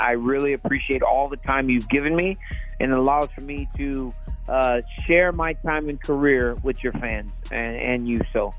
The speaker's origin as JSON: {"language": "English", "country": "United States", "said": "We're both American guys"}